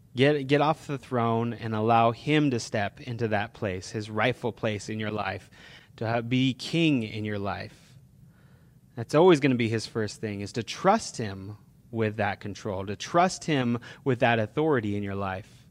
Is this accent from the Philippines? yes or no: no; California, United States; we're from California